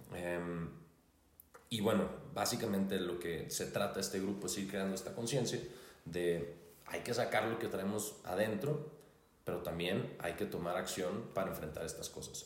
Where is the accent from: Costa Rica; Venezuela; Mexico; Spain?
Mexico; Hermosillo, Sonora; soy de Hermosillo, Sonora